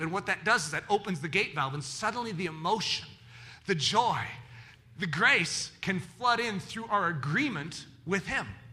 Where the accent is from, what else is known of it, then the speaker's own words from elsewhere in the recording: United States; I'm an American